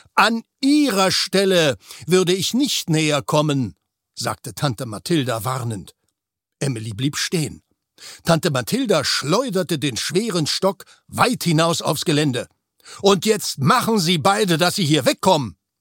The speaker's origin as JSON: {"language": "German", "region": "Berlin", "country": "Germany", "tie": "born or raised there", "also_born_or_lived": "Weimar / Vienna / Cologne", "moved": "as an adult", "lives_now": "Hamburg, Germany", "said": "ich eigentlich Berliner bin. Also in Berlin groß geworden, geboren bin ich ja in Weimar."}